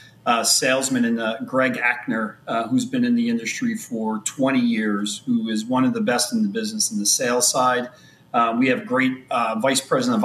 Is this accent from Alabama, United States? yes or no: no; New Jersey, United States; I am from born and raised in New Jersey. Sitting here in Scotch Plains, New Jersey